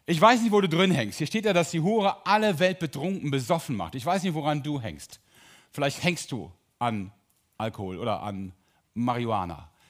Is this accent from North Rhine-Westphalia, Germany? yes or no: yes; Drolshagen, North Rhine-Westphalia, Germany; Entschuldigung alle Sauerländer, ich bin auch Sauerländer. Drolshagen, Olperkreis.